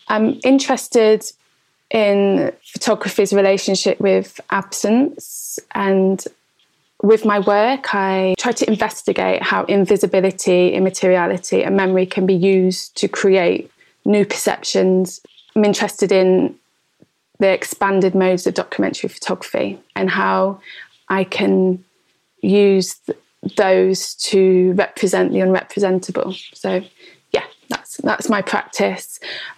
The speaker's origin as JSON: {"language": "English", "town": "Derby", "region": "East Midlands", "country": "United Kingdom", "said": "I come from Derby in the East Midlands."}